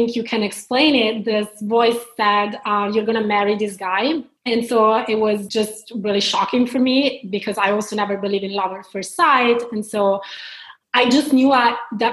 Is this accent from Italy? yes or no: yes; Milan, Lombardy, Italy; accent: Italian; English is a second language; moved away as an adult; also born or lived in London; now in Portland, United States; I was born in Italy, in Milan, and then I stayed there until I accomplished like my university degree.